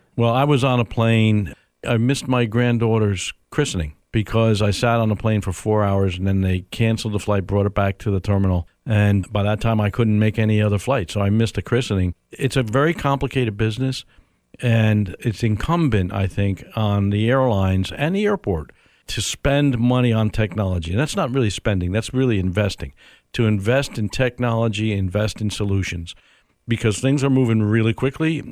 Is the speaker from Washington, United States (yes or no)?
no; New York, United States; moved away as an adult; also born or lived in Dallas, Texas; now in Tampa, United States; New York is where I grew up